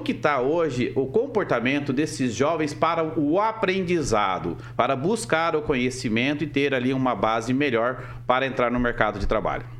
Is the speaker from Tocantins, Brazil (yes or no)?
no; Mariluz, Paraná, Brazil; Eu já venho de cidade grande, eu venho de Mariluz